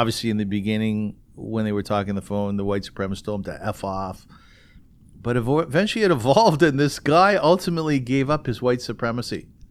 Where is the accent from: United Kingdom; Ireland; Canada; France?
Canada; Kitchener, Ontario; I come from Kitchener, which used to be called Little Berlin